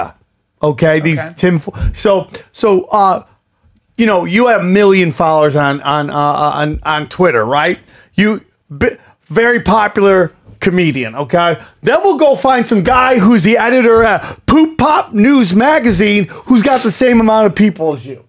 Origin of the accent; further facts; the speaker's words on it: United States; I am an American.